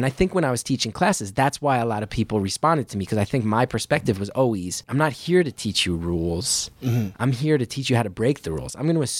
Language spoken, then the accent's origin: English; New Jersey, United States; growing up in Jersey, like, did you ever see Uncle Floyd?